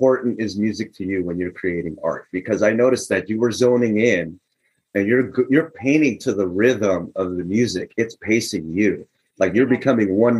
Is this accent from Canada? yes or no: no; Philippines; I'm Filipino